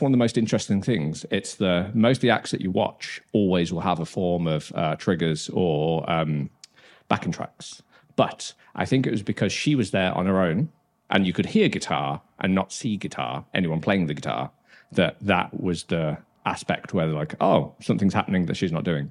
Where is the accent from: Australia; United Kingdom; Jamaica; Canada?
United Kingdom; Dudley, West Midlands; moved away as an adult; also born or lived in Brighton; now in Copenhagen, Denmark; I'm from Dudley.